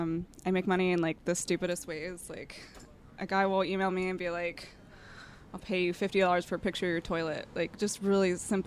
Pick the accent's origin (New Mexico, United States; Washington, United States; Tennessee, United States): Washington, United States; Vancouver; Vancouver, Washington.